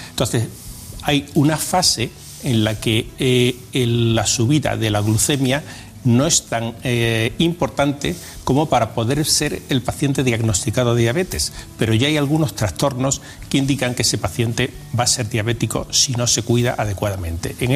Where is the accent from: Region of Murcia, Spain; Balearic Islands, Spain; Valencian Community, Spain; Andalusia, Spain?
Andalusia, Spain; Huelva; born there; also born or lived in Madrid / Extremadura; Yo nací en Huelva.